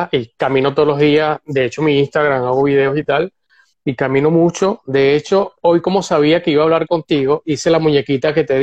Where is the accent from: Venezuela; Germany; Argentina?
Venezuela; now in Barcelona, Spain; Yo vivo en Barcelona, soy venezolano, imagínate, era artista y terminé aquí trabajando con una inmobiliaria.